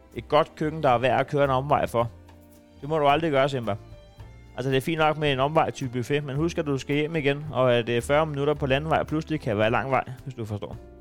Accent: Næstved, Zealand, Denmark; jeg er fra Næstved

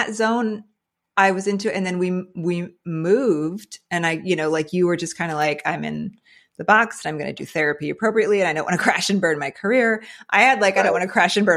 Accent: New Jersey, United States; I grew up in Jersey, so I wasn't in the Bible Belt

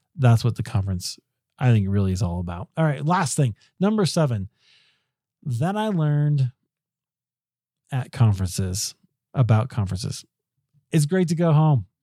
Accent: Denver, Colorado, United States; it's in Denver. It's in my hometown.

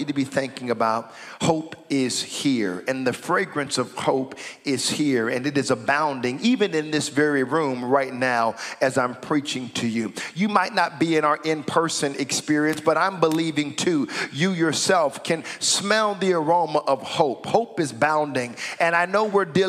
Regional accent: United States; moved away as an adult; now in Canada; I'm an American, and we've been here in Canada now 3 years

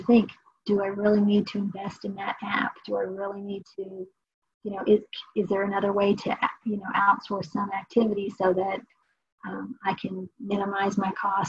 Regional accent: Dayton, Ohio, United States; moved away; I'm from Dayton, Ohio.

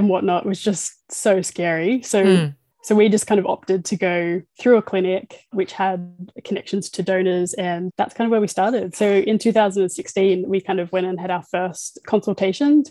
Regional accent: Sydney, New South Wales, Australia; my partner is Amanda and we're from Cronulla in Sydney

